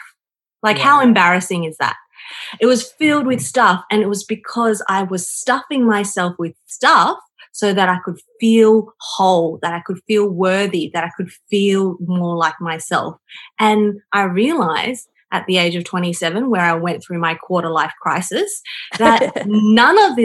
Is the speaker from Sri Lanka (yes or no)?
no; China; moved away; growing up in China where I had nothing and now coming into the developed world where I have everything